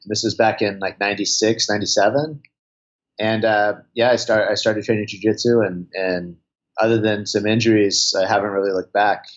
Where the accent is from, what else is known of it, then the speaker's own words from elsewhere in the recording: Santa Cruz, California, United States; I'm from Santa Cruz, California. So, you know, I grew up, I grew up surfing a lot.